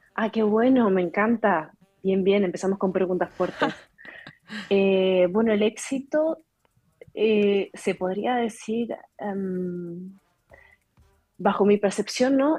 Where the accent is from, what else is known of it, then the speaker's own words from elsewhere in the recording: Argentina; moved away; yo soy argentina, ¿no? Y, tuvimos que emigrar en su momento por la situación política que hubo en el 2021 con el, 2001 con el corralito